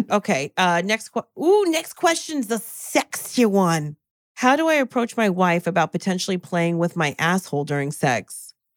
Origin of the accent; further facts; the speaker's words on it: New Jersey, United States; I'm from Jersey.